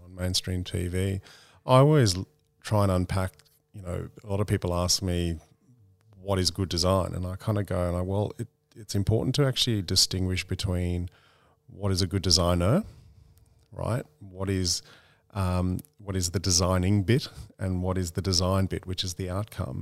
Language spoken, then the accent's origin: English; Australia; being an Australian